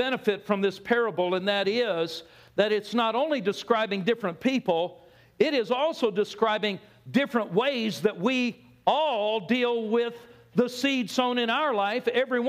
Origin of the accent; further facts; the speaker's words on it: California, United States; because Pastor Jonathan announced where I'm from now, and that's Texas. Anyway, it doesn't matter. I grew up in Southern California. And as a young guy, we lived in a suburb, a neighborhood.